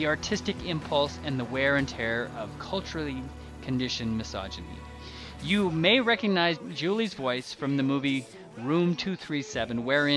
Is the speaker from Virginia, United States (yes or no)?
no; Richland and Seattle, Washington, United States; moved away; also born or lived in Kansas / Georgia; I was born in Kansas. I grew up in Richland and Seattle, Washington. Then the family relocated down to Georgia